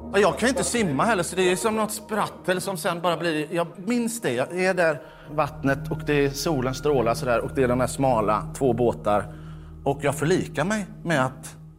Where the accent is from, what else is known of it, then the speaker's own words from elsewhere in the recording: Mölndal, Västra Götaland, Sweden; jag är från Mölndal